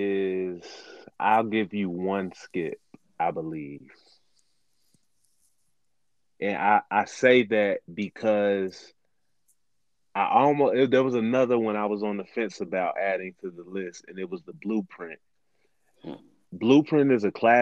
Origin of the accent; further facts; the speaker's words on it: Cincinnati, Ohio, United States; I'm born and raised in Cincinnati